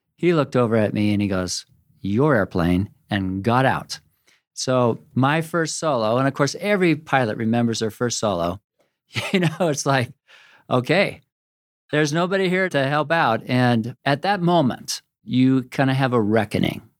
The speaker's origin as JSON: {"language": "English", "town": "Corvallis", "region": "Oregon", "country": "United States", "tie": "born or raised there", "also_born_or_lived": "Washington", "said": "my mother, who was the daughter of a professor where I grew up in Corvallis and Oregon State University"}